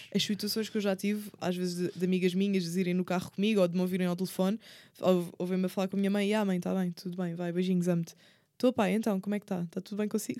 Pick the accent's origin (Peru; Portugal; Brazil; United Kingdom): Portugal; Setúbal; moved away as an adult; now in Lisbon, Portugal; eu nasci em Setúbal, cresci em Setúbal e quando terminei o 12 ano e fui para a faculdade, aí sim mudei-me para Lisboa